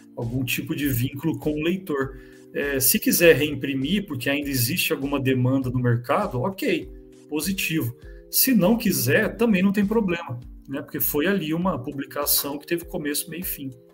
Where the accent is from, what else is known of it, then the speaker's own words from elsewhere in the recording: São José dos Campos, São Paulo, Brazil; Interior, a gente fica em São José dos Campos, é 80 quilômetros de São Paulo.